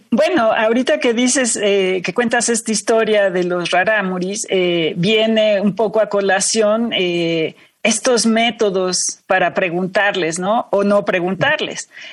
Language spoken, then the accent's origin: Spanish; Mexico; mexicanos a todos nos, eh, nos, afecta